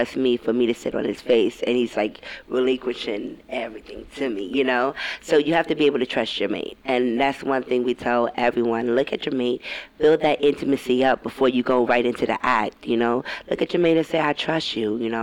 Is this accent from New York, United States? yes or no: yes; New York, United States; now in Atlanta, United States; we're originally from New York, so we live down south.